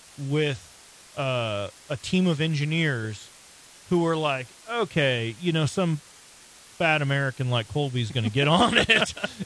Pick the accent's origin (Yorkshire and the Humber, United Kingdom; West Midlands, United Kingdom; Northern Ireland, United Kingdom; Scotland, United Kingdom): Scotland, United Kingdom; and like I'm 6'3" ish, and I'm you know, like I'm Scottish, I'm made to work the plow, you know, like I'm a big dude.